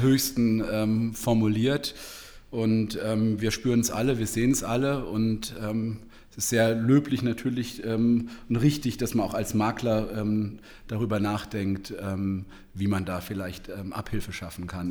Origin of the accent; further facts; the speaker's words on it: Heidelberg, Baden-Württemberg, Germany; ich kenne in Heidelberg, wo ich herkomme, ähm, Villengebiete